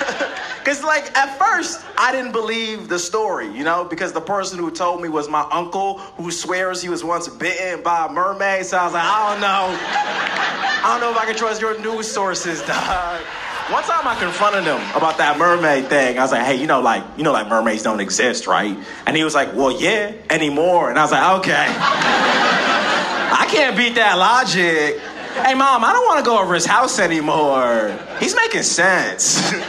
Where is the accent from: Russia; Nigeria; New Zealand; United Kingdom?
Nigeria; I'm from Nigeria, you know? Yeah, yeah, we're one of the most politically corrupt countries on the planet